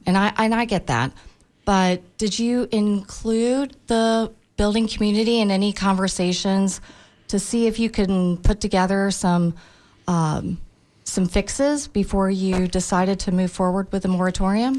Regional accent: Tampa, Florida, United States; I was born and raised in Tampa.

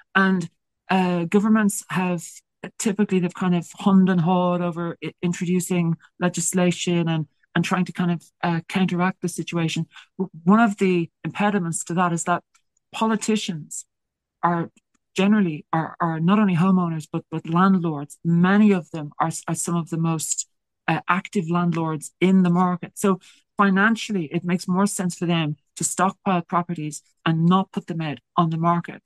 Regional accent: Ireland

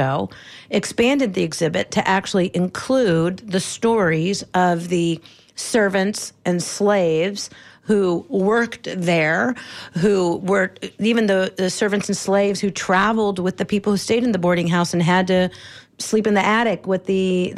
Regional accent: Ohio, United States; I learned in Ohio about Harriet Tubman

